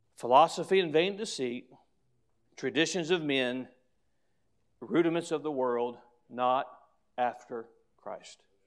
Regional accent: United States; as an American

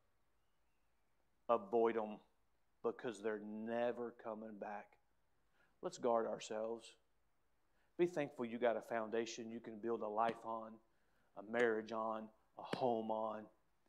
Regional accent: United States; As an American

